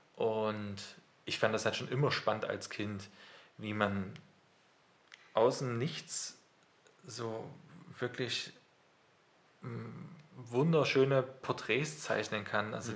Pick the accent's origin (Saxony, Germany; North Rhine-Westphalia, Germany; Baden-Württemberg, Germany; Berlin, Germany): Saxony, Germany; near Wurzen, Leipzig area; now in Leipzig, Germany; Also ich komme halt aus dem Umkreis von Leipzig, äh, tatsächlich aus Losser bei Wurzen. Und da habe ich bei meinen Eltern, die haben halt einen Bauernhof